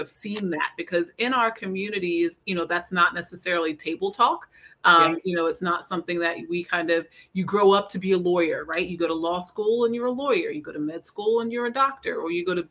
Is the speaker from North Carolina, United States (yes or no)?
yes; North Carolina, United States; moved away; I was born and raised in North Carolina